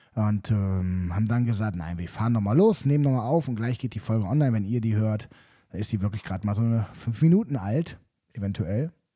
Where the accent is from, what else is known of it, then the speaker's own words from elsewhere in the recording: Cologne, North Rhine-Westphalia, Germany; ich zum Beispiel bin noch nie umgezogen, also außerhalb Kölns.